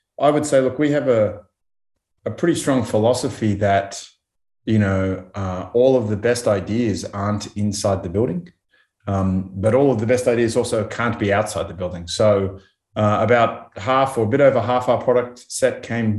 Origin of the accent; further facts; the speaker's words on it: Australia; being Australian